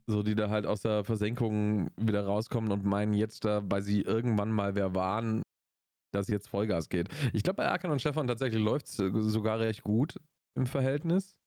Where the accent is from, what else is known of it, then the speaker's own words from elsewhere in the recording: Augsburg, Bavaria, Germany; bei uns in Augsburg